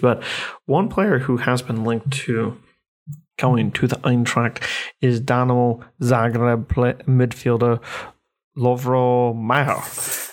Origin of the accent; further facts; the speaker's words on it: United States; as an American